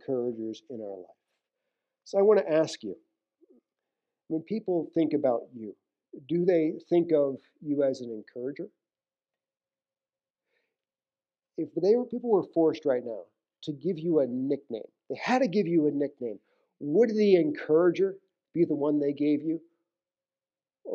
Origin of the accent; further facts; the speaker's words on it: New York City, New York, United States; moved away; I'm from New York City area